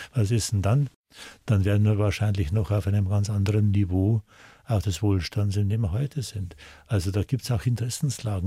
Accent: Arnbruck, Bavaria, Germany; born or raised there

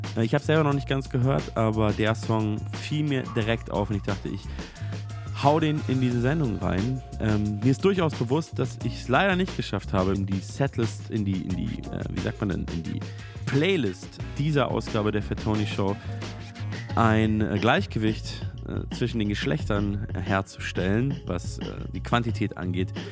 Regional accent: Munich, Bavaria, Germany; now in Berlin, Germany; meiner Heimatstadt München auch als, äh, äh, Wahlberliner

